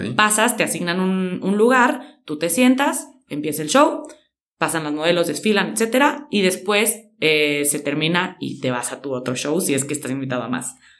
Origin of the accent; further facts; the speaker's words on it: San Luis Potosí, Mexico; soy de San Luis Potosí